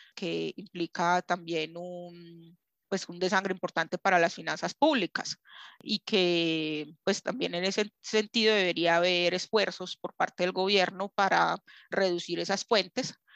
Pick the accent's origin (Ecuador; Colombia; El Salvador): Colombia; nosotros como colombianos